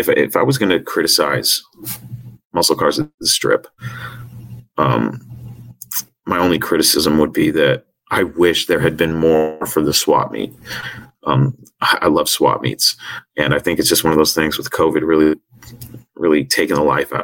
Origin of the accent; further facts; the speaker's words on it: north of Seattle, Washington, United States; I'm from Washington, north of Seattle, and we don't get heat like